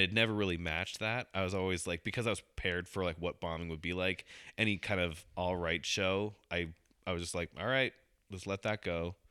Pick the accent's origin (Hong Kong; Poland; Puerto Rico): Hong Kong; I'm Asian too. I can say that. I was born in Hong Kong